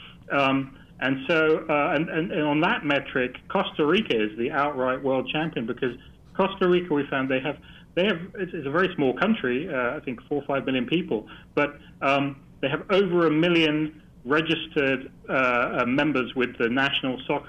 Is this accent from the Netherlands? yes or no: yes; Netherlands; I'm Dutch